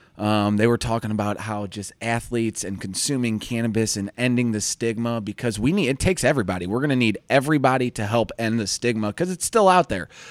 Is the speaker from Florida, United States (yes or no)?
no; St. Louis, Missouri, United States; I'm from Saint Louis